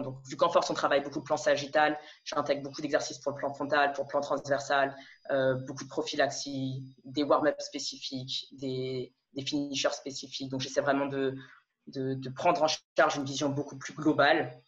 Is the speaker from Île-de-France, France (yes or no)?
yes; Paris region, Île-de-France, France; moved away as an adult; also born or lived in Lille / Montreal / Toulouse / Montpellier; now in Amsterdam, Netherlands; Je suis née, euh, alors en région parisienne. J'ai vécu jusqu'à mes dix-sept, dix-huit ans